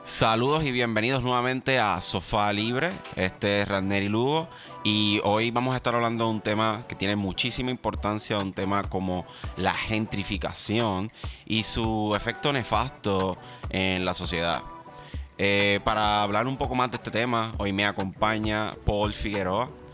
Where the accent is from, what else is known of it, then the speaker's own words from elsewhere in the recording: Puerto Rico; soy una minoría en mi propio país